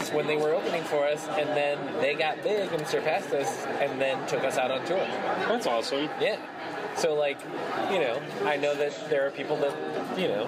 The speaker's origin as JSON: {"language": "English", "region": "Nebraska", "country": "United States", "tie": "born or raised there", "said": "Back to me. Growing up in Nebraska."}